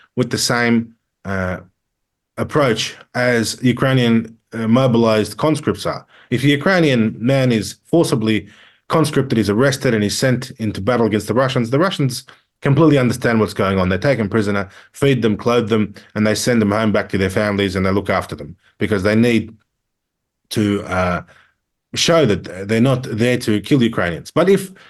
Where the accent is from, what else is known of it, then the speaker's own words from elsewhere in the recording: Australia; As an Australian